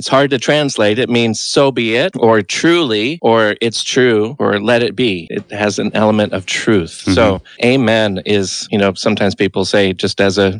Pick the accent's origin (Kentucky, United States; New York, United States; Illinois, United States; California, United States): California, United States; Santa Cruz; moved away; I grew up in Santa Cruz until I was 17.